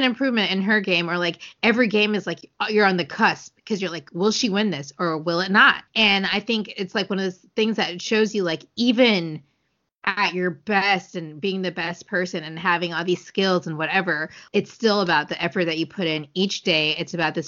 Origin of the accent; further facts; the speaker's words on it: United States; first language English; we are American